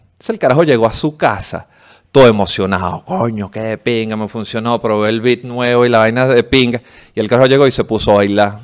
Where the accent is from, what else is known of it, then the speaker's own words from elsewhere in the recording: Venezuela; nosotros los venezolanos